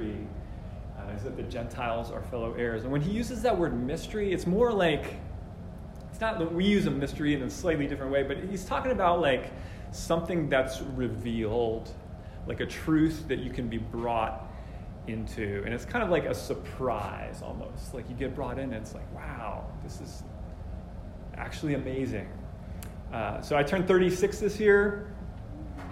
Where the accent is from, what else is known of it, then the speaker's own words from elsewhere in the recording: New Jersey, United States; I grew up in New Jersey mostly